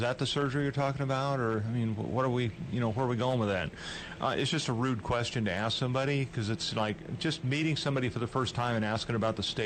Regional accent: California, United States; moved away; born in California

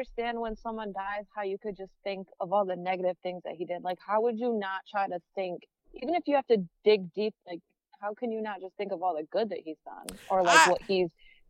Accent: Danbury, Connecticut, United States; growing up in Danbury

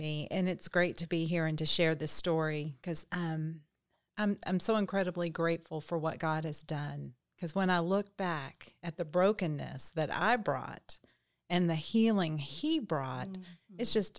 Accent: Little Rock, Arkansas, United States; I was raised in Little Rock, Arkansas, and pretty typical, you know, childhood mom and a dad.

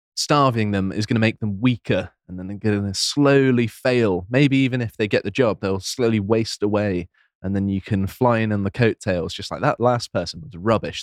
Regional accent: near Plymouth, South West England, United Kingdom; I grew up near Plymouth

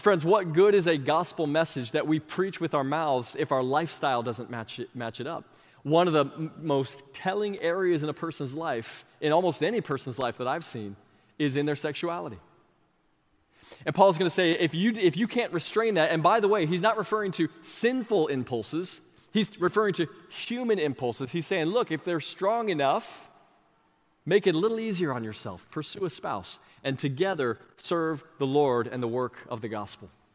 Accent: Sebring, Florida, United States; this really small church in my hometown of Sebring

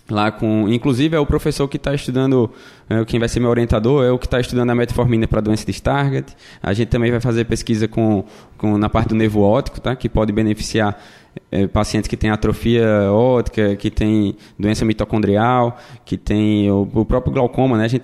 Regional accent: Caruaru, Pernambuco, Brazil; now in United States; Isso, isso. Vim lá de Caruaru, terra boa, viu? Bom de ir no São João, como Emílio e dançar forró.

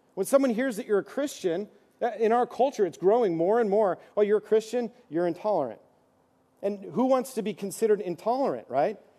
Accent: East Coast, United States; moved away; I'm from the East Coast, so we sang old hymns

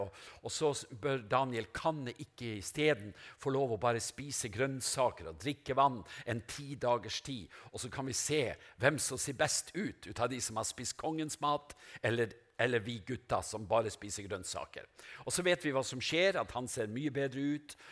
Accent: Norway; moved away; Seløya, til øya der jeg kommer fra, Pelgrimskysten

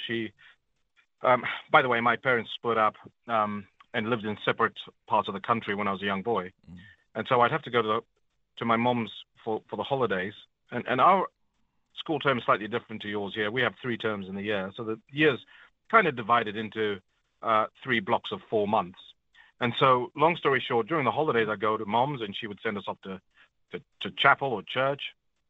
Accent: Zambia; born there; also born or lived in Zimbabwe; because I was born in Zambia, I had to renounce my Zambian citizenship before they would renew my Zimbabwean passport

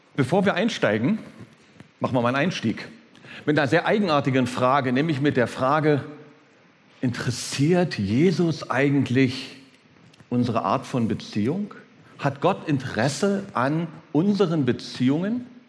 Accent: Berlin, Germany; wenn ich als, ich als Berliner von Steppke rede

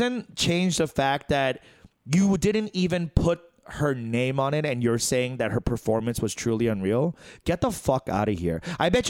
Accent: South Africa; I'm from South Africa. We do it differently.

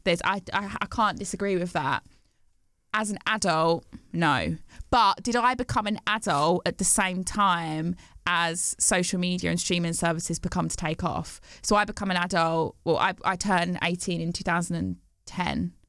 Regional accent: Bromsgrove, West Midlands, United Kingdom; I grew up in the West Midlands, um, yeah. in Worcestershire, in Bromsgrove.

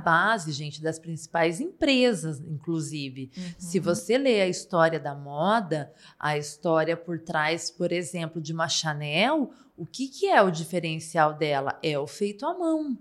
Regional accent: Paraná, Brazil; also born or lived in Ponta Grossa; sou paranaense

